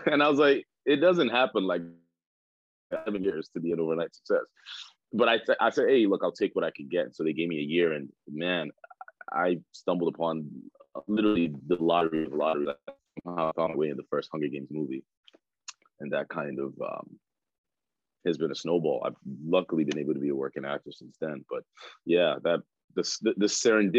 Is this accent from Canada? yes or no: no; Nigeria; now in United States; I was born in Nigeria